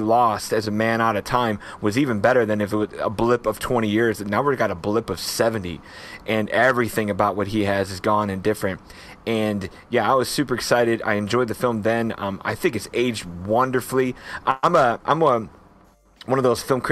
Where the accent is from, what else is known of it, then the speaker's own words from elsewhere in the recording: Midwest, United States; as an American Midwesterner, you know, it's kind of that true blue Midwestern values